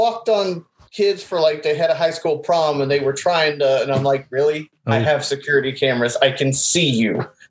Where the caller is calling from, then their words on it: Indiana, United States; I'm in Indiana, just south of Indianapolis.